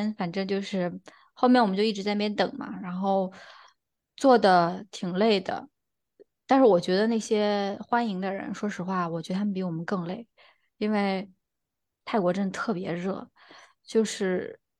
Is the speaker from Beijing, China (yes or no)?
yes; Beijing, China; 他那个同事一听我们的口音，就说：“哎呀，你们也是北京人啊？怎么回事儿？就是大家都是北京人。